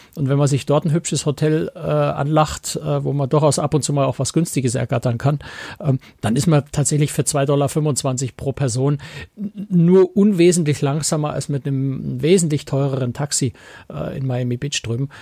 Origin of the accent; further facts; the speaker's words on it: Germany; bei uns in Deutschland